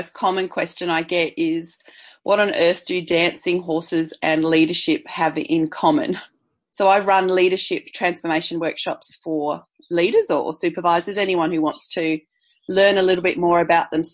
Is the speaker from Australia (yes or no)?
yes; Perth, Western Australia, Australia; moved away; also born or lived in Brisbane; I grew up initially in Perth on the beach